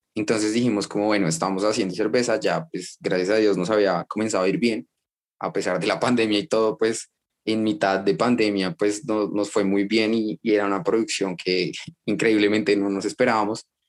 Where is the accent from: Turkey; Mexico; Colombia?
Colombia; Bogotá; nací en Bogotá, en Colombia